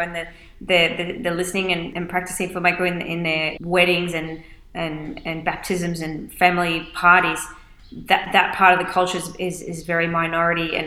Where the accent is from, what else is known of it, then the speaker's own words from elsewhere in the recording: Queensland, Australia; accent: Australian; moved away as an adult; now in Spain; I was born in Australia and I moved to Queensland when I was 3 years old. So all of my earliest memories are from there.